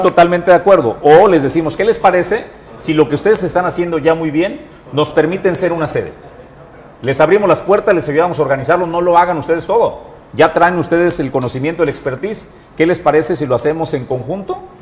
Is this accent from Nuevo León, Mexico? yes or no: no; Colima, Mexico; para los nativos, para los que somos oriundos de Colima